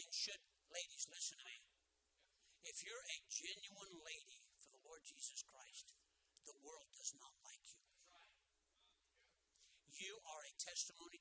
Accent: Columbus, Ohio, United States; A guy from off the streets of West Columbus

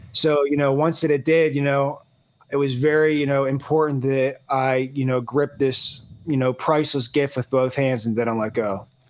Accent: Pittsburgh, Pennsylvania, United States; I'm from Pittsburgh, Pennsylvania.

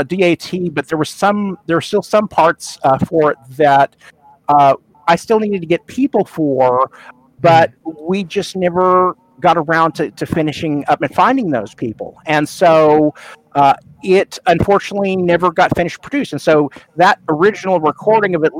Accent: Sand Springs, Oklahoma, United States; I grew up in Oklahoma.

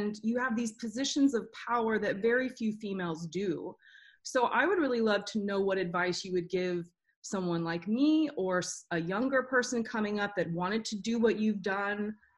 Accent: the South, United States; now in Nashville, United States; Well, I grew up in the church. I'm from the South, so that's what we did.

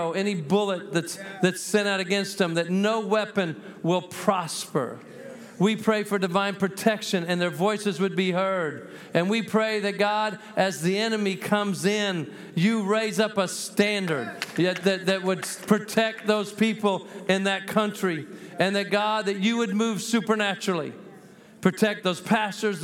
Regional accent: New Mexico, United States; I'm from the People's Republic of New Mexico.

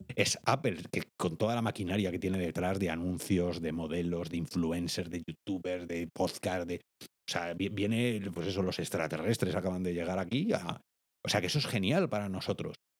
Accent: Spain

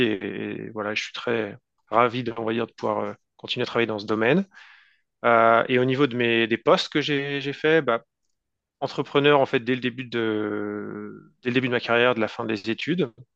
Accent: France; first language French; moved away as an adult; now in Vancouver, Canada; je suis un francophone français, donc j'ai grandi en France. puis je suis arrivé au Canada, dans la zone de Vancouver, en 2019.

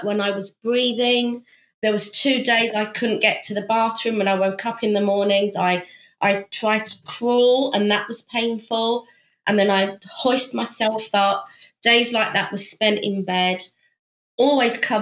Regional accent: United Kingdom; moved away as an adult; also born or lived in Thailand; now in South Korea; I'm actually British, but I'm working in South Korea

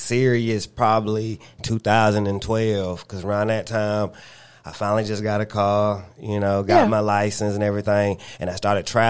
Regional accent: the Carolinas, United States; you know, I'm from the Carolinas and, you know, that's more considered a country state

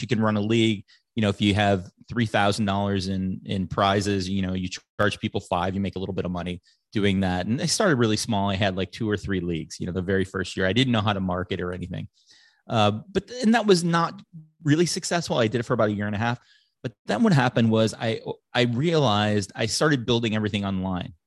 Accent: Chicago, Illinois, United States; growing up in Chicago

